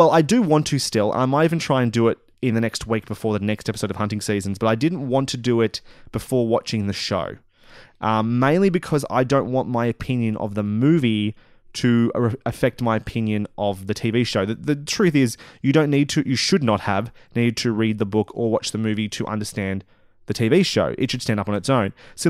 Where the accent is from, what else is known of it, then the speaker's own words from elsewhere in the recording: Bendigo, Victoria, Australia; which you live in Bendigo, and I'm from Bendigo